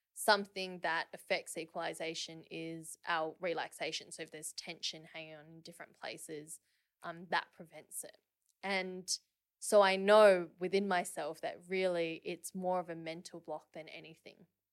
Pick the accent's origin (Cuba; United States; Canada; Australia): Australia; Perth, Western Australia; I grew up in Perth.